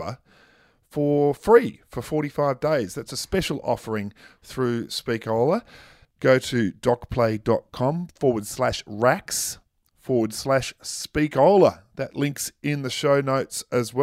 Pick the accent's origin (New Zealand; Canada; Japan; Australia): Australia; Victoria; my home state of Victoria